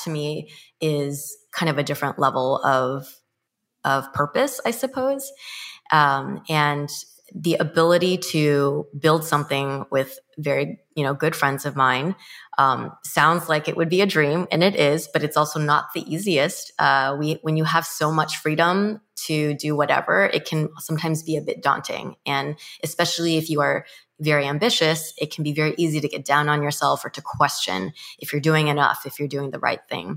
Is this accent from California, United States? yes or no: yes; Mission Viejo, California, United States; I grew up in Mission Viejo, California, which is located in Orange County